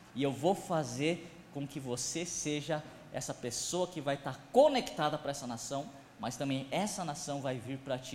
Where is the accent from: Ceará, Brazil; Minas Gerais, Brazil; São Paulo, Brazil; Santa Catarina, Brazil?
São Paulo, Brazil; Sou de São Paulo, como vocês puderam me ver, eu sou descendente de japonês